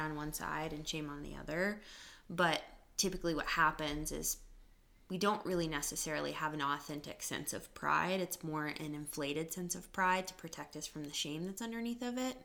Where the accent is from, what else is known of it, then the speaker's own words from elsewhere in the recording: United States; we actually live as Americans